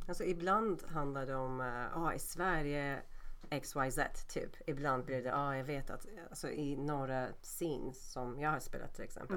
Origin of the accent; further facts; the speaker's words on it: Turkey; Swedish is a second language; moved away as an adult; now in Sweden; Jag är från Turkiet